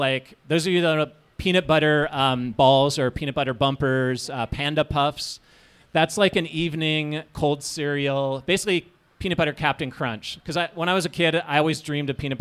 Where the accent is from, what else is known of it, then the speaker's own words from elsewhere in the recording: Minnesota, United States; I grew up in Minnesota